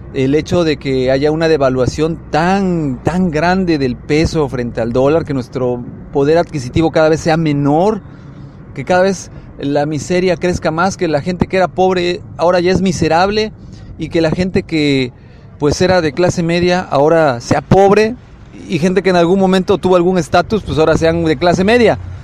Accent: Mexico; los que somos mexicanos

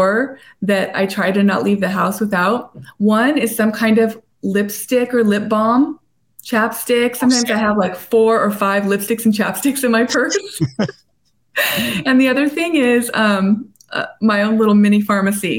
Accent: La Habra Heights, California, United States; moved away as an adult; also born or lived in La Puente; now in San Diego, United States; After I was in that bad foster home in La Puente, then I moved to La Habra Heights. And so I went to Rancho Starbuck and went to La Habra

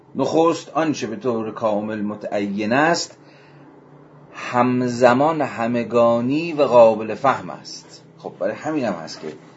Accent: Iran; ما که ایرانی هستیم در ایران

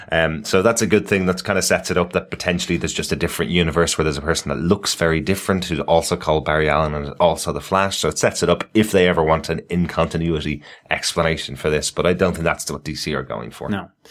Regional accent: Ireland

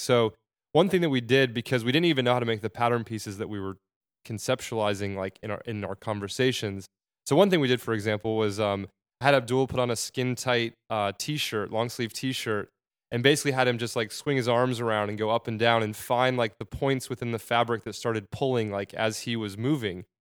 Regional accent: Arizona, United States; moved away as an adult; now in New York, United States; I'm from Arizona

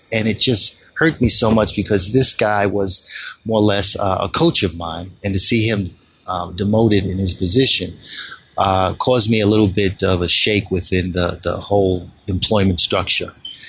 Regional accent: Bronx, New York, United States; Growing up in the South Bronx, it was pretty much of a challenge.

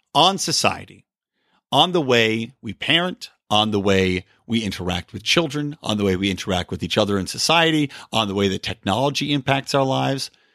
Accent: East Coast, United States; Growing up on the East Coast

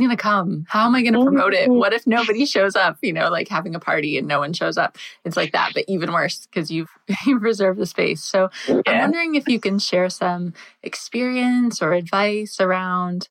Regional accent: New Hampshire, United States; Being from New Hampshire, I'm very used to winter

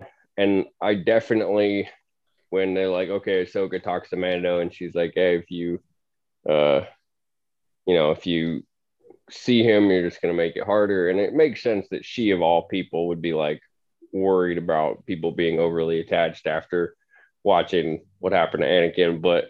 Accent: Missoula, Montana, United States; from Missoula, where we're from

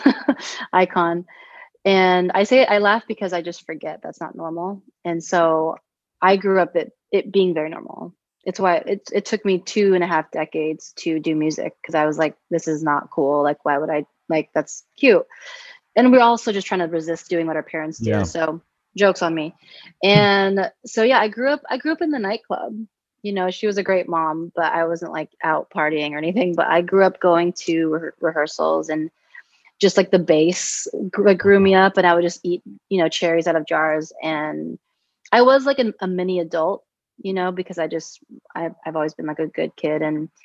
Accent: Huntington Beach, California, United States; also born or lived in Anaheim, California; I grew up in Orange County, specifically Huntington Beach and then Anaheim

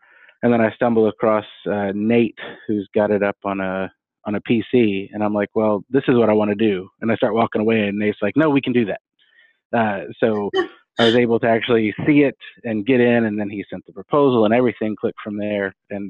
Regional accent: Texas, United States; I am from Texas. It's great, but I've lived all over too.

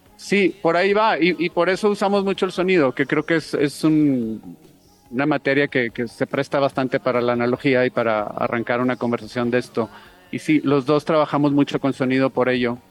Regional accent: Monterrey, Nuevo León, Mexico; yo soy de Monterrey

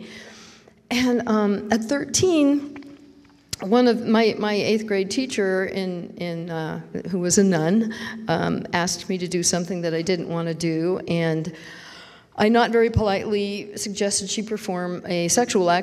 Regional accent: San Francisco Bay Area, California, United States; I was raised in the San Francisco Bay Area

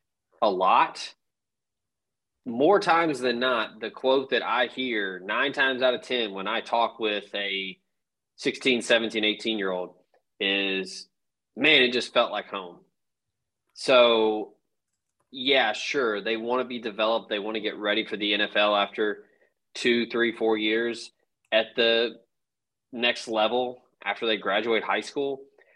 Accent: Washington, District of Columbia, United States; So, as someone who is, you know, born and raised in the District of Columbia, a little bit of a culture shock to go down to Oxford, Mississippi.

